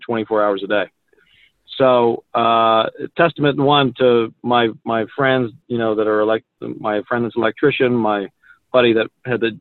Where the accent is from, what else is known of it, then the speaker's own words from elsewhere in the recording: Philadelphia, Pennsylvania, United States; now in Utah, United States; I'm originally from Philadelphia is where I was born and raised half the time.